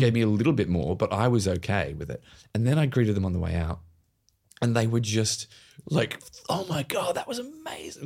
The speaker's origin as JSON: {"language": "English", "country": "Australia", "also_born_or_lived": "United Kingdom", "moved": "as an adult", "said": "having moved to the UK as an Australian, as a mm. young actor"}